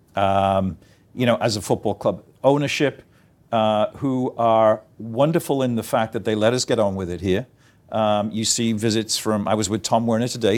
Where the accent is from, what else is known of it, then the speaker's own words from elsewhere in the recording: Liverpool, North West England, United Kingdom; as a little boy growing up in Garston